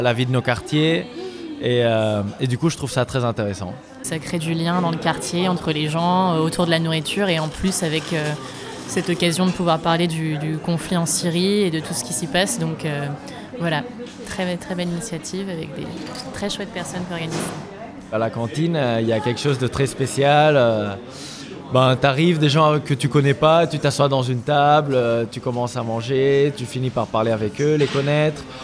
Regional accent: Barcelona, Catalonia, Spain; moved away as an adult; now in Montreuil, France; je viens de Barcelone et ça fait un an que je suis ici à Montreuil

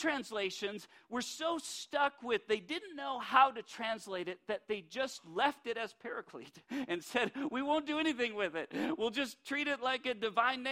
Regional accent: Minot, North Dakota, United States; we are from Minot, North Dakota, and we are North Dakotans

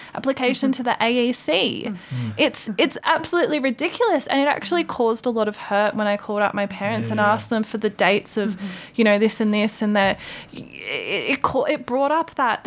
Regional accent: Albury, New South Wales, Australia; Australia, I was born in Albury on Wiradjuri country

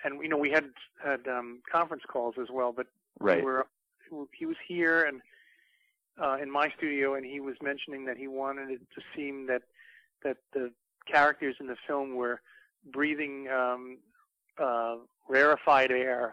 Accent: New York City, New York, United States; I grew up in the Bronx

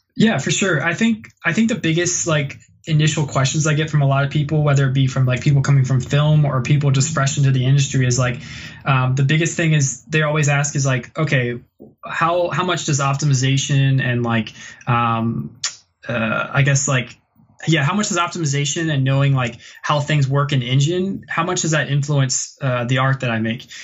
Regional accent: Virginia, United States; moved away as an adult; now in Vancouver, Canada; I, am from the South originally in Virginia, and I, I love Virginia and I, I love where I'm, I'm, from

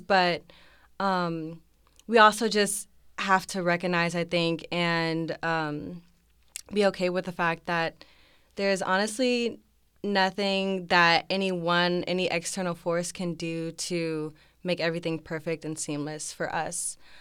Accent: Arlington, Texas, United States; I'm a senior, um, from Arlington, Texas

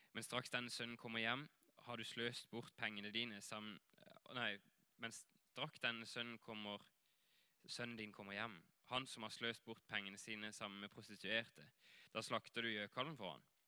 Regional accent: Greipstad, Agder, Norway; moved away as an adult; also born or lived in Hawaii / Asia / Flekkerøya; jeg kommer her herfra, fra Greipstad, og vokste opp her

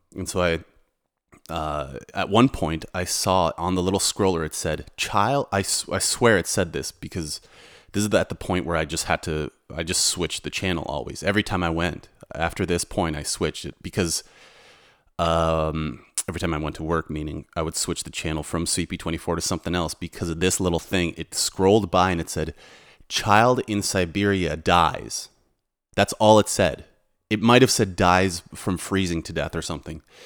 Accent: Canada; also born or lived in Toronto; now in Warsaw, Poland; I'm from Canada and a uh, Polish background

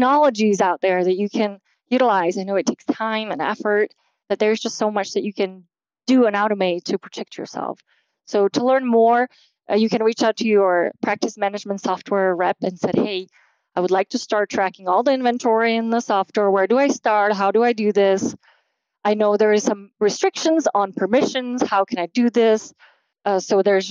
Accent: Slovakia; moved away; I'm from Slovakia originally

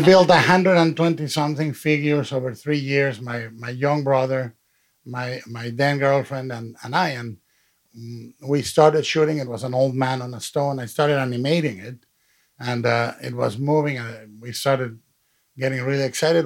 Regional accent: Mexico; i've been supporting the stop motion movement in, in my hometown in mexico to this day

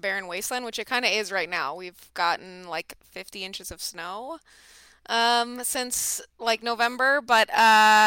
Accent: Minneapolis, Minnesota, United States; moved away as an adult; now in North Dakota, United States; growing up in the Twin Cities

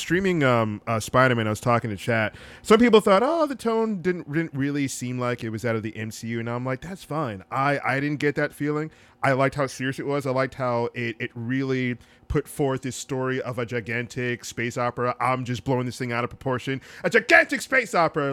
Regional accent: Florida, United States; growing up in Florida

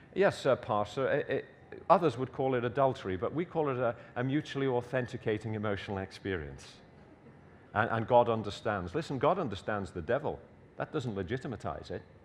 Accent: Liverpool, North West England, United Kingdom; I was born in Everton, which is uh, in Liverpool.

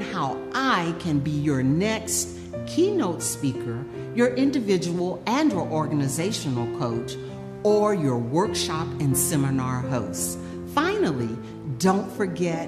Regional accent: Florida, United States; moved away as an adult; I'm originally from Florida. I came here to go to medical school

